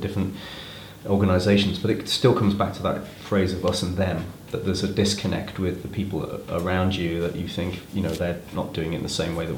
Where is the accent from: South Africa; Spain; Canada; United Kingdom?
United Kingdom; We're British, and we, you know, we've been brought up in our country with our culture.